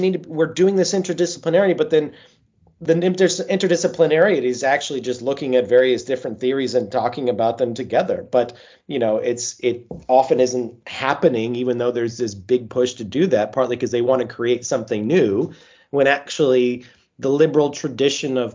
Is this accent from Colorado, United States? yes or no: yes; Colorado, United States; accent: American; moved away as an adult; also born or lived in Washington, D.C. / Paris / Oxford / Bristol; now in Edinburgh, United Kingdom; I grew up in Colorado, which is a beautiful state